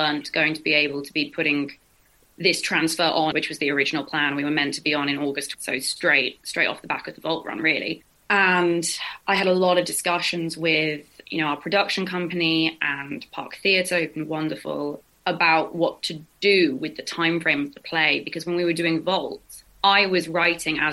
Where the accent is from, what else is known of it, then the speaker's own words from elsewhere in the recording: England, United Kingdom; I'm born and raised in England